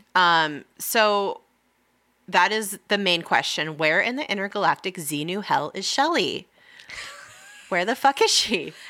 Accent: Lake Arrowhead, California, United States; we grew up in Lake Arrowhead.

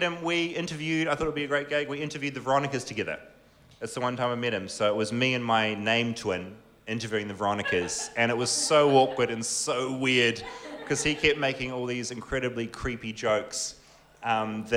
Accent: Whangarei, Northland, New Zealand; I'm from Whangarei

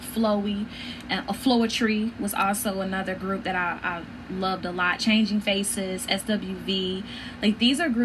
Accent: Chicago, Illinois, United States; also born or lived in Arlington, Virginia; I am originally from Arlington, Virginia. I was there till I was about nine, and then I grew up, I went from there to Chicago, and I've been there ever since, you know, growing up

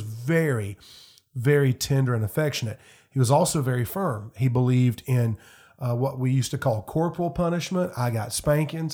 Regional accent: Fountain Inn, South Carolina, United States; I grew up in Greenville County, Fountain Inn, Simpsonville area

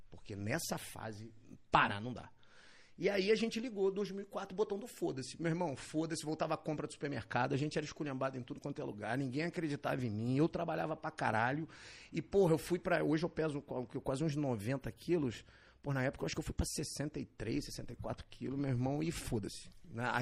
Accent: Barra do Piraí, Rio de Janeiro, Brazil; a gente veio de Barra do Piraí. Ninguém abria nada em Barra do Piraí.

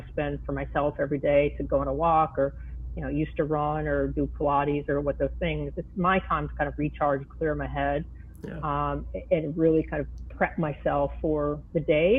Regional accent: Minnesota, United States; I come from Minnesota.

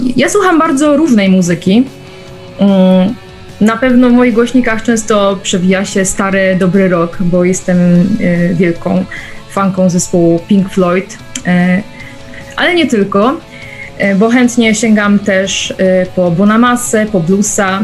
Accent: Silesian Beskids, Silesian Voivodeship, Poland; Pochodzę z Beskidu Śląskiego

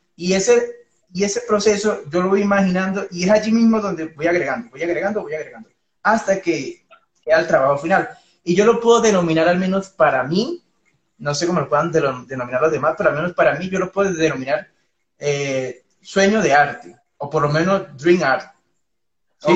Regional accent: Venezuela; moved away as an adult; now in Colombia; yo soy, bueno, de Venezuela

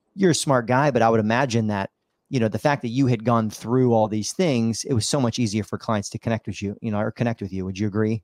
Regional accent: Midwest, United States; now in South Florida, United States; growing up in the Midwest, you know, living on a farm

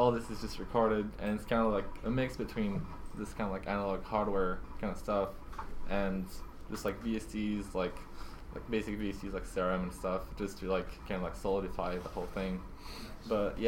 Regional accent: Normandy, France; I come from Normandy, from France

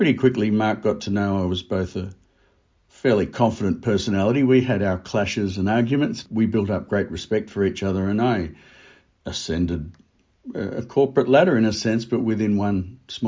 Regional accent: Melbourne, Victoria, Australia; also born or lived in London; I'm from Melbourne

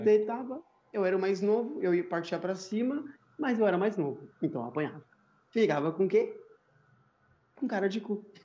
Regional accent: São Paulo, Brazil; Eu nasci na, na Brasilândia, sempre morei na Brasilândia, vivo até hoje na Brasilândia

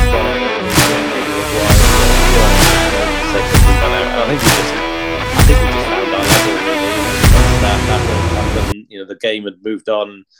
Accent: Ogmore Valley, near Bridgend, South Wales, United Kingdom; now in Exeter, United Kingdom; growing up in South Wales, rugby is a huge part of culture and life there.

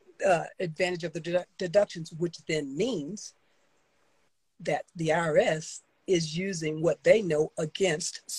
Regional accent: the South, United States; I grew up in the South.

